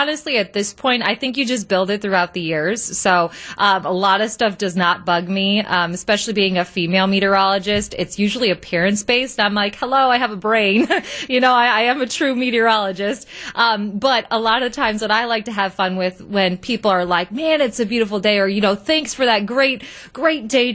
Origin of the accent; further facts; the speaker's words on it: Michigan, United States; I grew up in Michigan